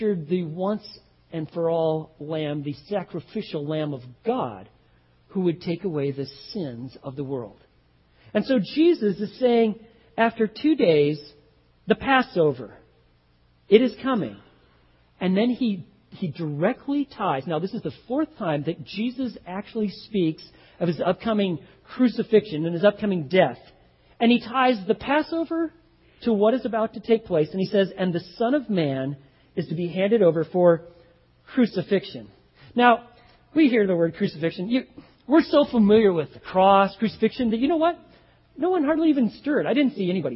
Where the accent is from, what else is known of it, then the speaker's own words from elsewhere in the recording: Texas, United States; I'm from Texas